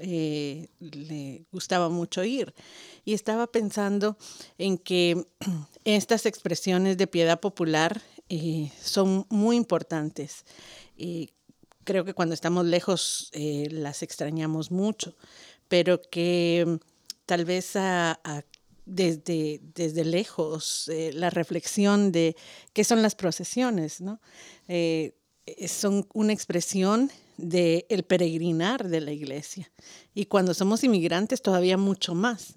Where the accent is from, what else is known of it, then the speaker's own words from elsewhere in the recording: Guatemala; moved away; en Guatemala, por ejemplo, de donde soy yo